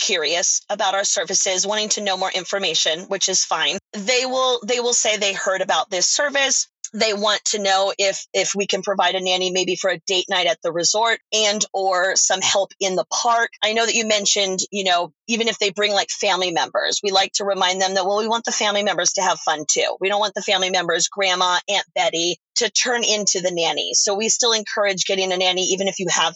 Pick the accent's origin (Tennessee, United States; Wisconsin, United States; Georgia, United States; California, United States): California, United States; Southern; I'm also from Southern California